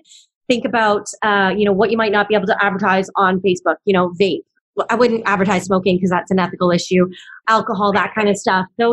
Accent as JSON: {"language": "English", "country": "Canada", "tie": "born or raised there", "moved": "as an adult", "lives_now": "Hawaii, United States", "said": "I was actually born and raised in Canada"}